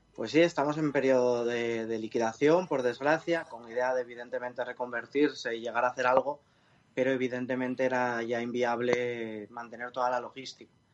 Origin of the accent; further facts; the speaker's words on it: Spain; de donde yo soy, de La Viana